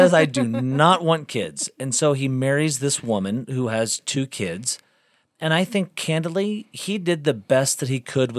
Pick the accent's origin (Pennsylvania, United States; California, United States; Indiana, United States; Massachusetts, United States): Indiana, United States; South Bend; born there; also born or lived in Galveston; I was born in South Bend, Indiana, and my parents divorced up there. My mom remarried, and they honeymooned down to a place called Galveston, Texas.